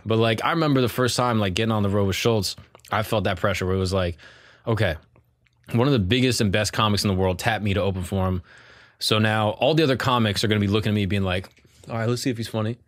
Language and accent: English; Longwood, Florida, United States; I grew up Longwood, Lake Mary